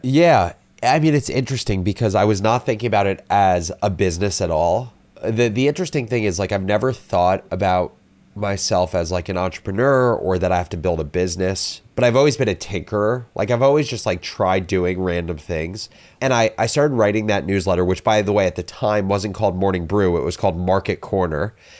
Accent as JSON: {"language": "English", "region": "New Jersey", "country": "United States", "said": "I am originally from New Jersey"}